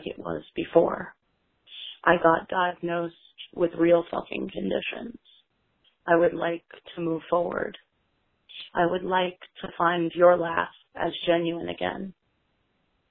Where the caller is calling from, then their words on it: New York, United States; I'm calling from Brooklyn, New York